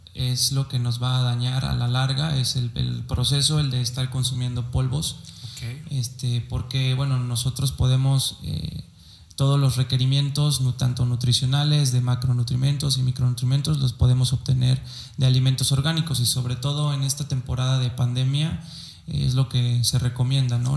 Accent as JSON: {"language": "Spanish", "town": "Córdoba", "region": "Veracruz", "country": "Mexico", "also_born_or_lived": "Xalapa, Veracruz", "said": "soy de la ciudad de Córdoba, Veracruz"}